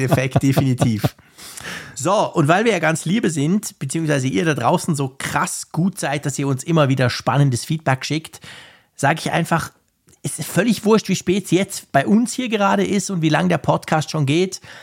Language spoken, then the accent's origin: German; Switzerland